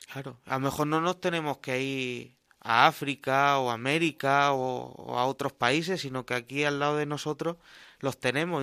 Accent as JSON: {"language": "Spanish", "town": "Cartagena", "region": "Region of Murcia", "country": "Spain", "moved": "as an adult", "lives_now": "Albacete, Spain", "said": "Yo soy de Cartagena"}